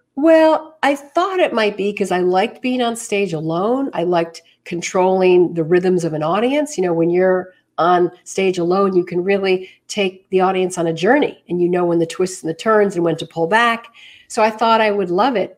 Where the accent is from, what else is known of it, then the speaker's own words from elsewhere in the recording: New York City, New York, United States; moved away as an adult; I was born and bred right here in the city.